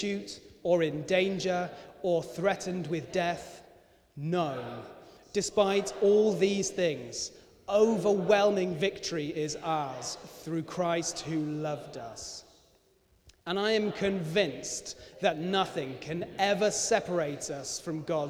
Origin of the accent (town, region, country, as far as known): United Kingdom